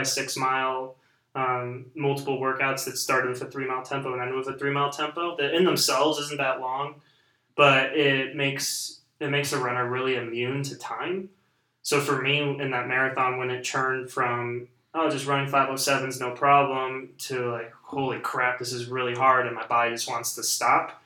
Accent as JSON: {"language": "English", "region": "Missouri", "country": "United States", "tie": "born or raised there", "said": "Growing up in Missouri"}